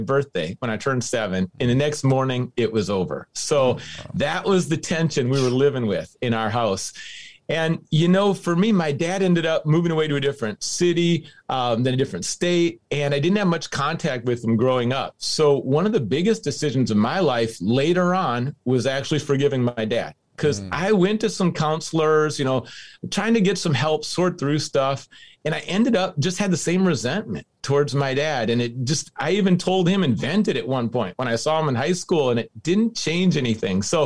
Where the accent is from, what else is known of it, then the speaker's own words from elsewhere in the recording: Minnesota, United States; now in Seattle, United States; I grew up in Minnesota.